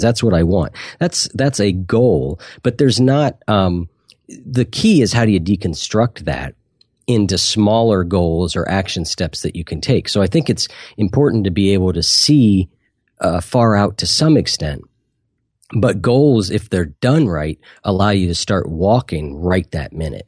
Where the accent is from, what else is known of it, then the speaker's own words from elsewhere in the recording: Columbus, Ohio, United States; I'm from Columbus, Ohio